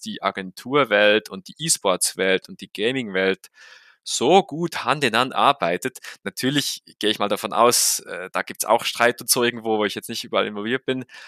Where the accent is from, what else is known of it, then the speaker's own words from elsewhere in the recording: Switzerland; für mich als Schweizer